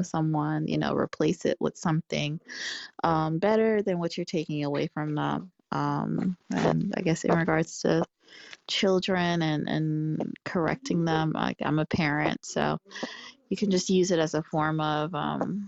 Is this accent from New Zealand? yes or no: no; Guyana; now in Atlanta, United States; I'm in Atlanta. I am from Guyana. I'm Guyanese